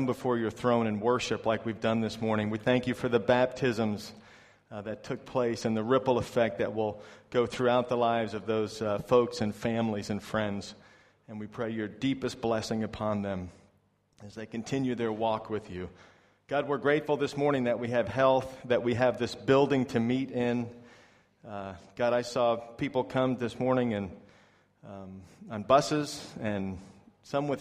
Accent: New York, United States; moved away as an adult; also born or lived in Florida; now in China; I'm from New York in America where we don't really have snakes, but I lived for a long time in Florida.

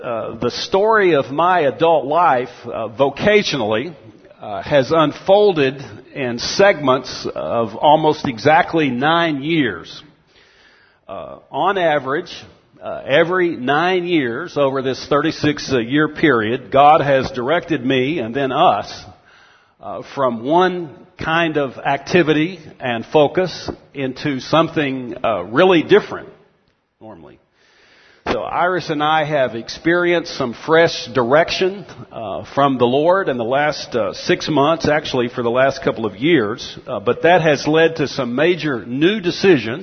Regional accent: Texas, United States; moved away; I grew up in Texas, eventually went to the University of Texas at Austin

